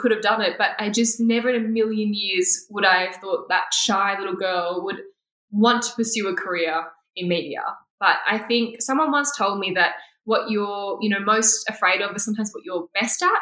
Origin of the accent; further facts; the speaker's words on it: Sydney, New South Wales, Australia; I grew up in Sydney in quite a I don't know, white neighborhood.